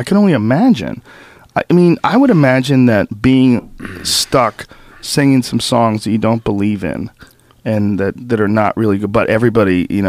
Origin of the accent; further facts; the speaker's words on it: Newton, Massachusetts, United States; also born or lived in New Jersey / San Francisco / Florida / New York; Newton. Well, that's where I went to high school. Right. I was born in New Jersey. I grew up kind of all over the country.